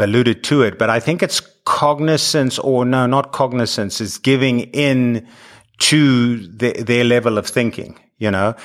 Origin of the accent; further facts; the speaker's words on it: South Africa; moved away as an adult; now in United States; growing up in South Africa where the Comrades Marathon is the thing